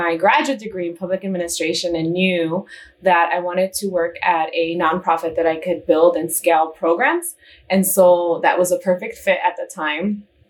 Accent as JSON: {"language": "English", "town": "East Chicago", "region": "Indiana", "country": "United States", "tie": "born or raised there", "also_born_or_lived": "Houston / Phoenix", "moved": "as an adult", "lives_now": "Chicago, United States", "said": "I was born and raised in East Chicago, Indiana."}